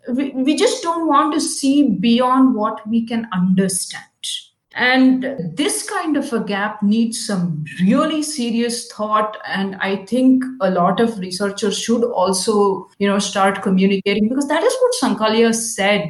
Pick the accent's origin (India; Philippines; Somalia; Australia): India; Karnataka; English is a second language; I'm from Karnataka